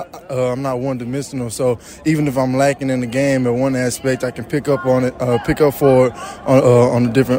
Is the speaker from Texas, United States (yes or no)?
yes; East Texas, United States; where I grew up in East Texas